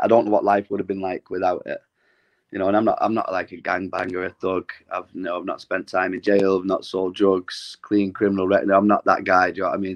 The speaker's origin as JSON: {"language": "English", "town": "Glossop", "region": "East Midlands", "country": "United Kingdom", "tie": "born or raised there", "said": "a gym uh, situated in my hometown in Glossop"}